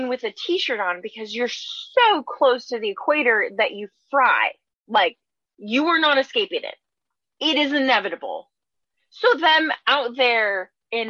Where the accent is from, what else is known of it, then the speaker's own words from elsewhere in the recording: Philippines; I grew up in the Philippines